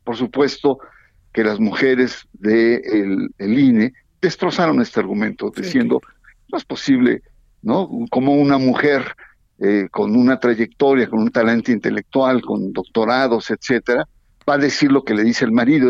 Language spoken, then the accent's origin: Spanish; Veracruz, Mexico; now in State of Mexico, Mexico; Soy veracruzano, pero estoy más mexiquense que las cachas